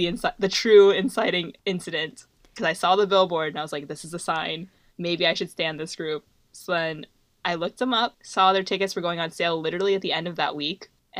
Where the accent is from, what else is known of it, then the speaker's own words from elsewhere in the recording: Michigan, United States; which is our state. We're from Michigan.